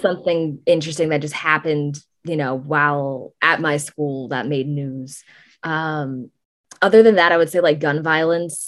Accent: San Francisco, California, United States; I'm from San Francisco

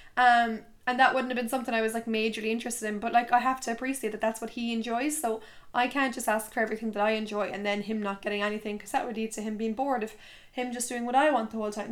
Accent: Tipperary, Munster, Ireland; moved away as an adult; now in Limerick, Ireland; My hometown friends are in Tips

